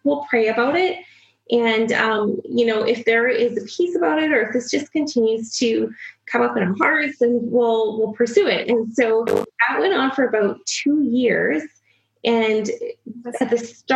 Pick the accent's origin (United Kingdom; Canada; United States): Canada; Swift Current, Saskatchewan; also born or lived in Regina, Saskatchewan; I was born in Swiftcurrent, Saskatchewan